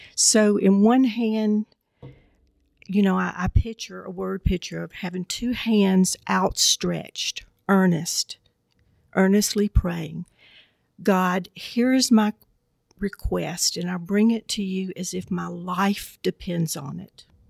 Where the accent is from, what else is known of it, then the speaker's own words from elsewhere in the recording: Southwest Georgia, United States; growing up in Southwest Georgia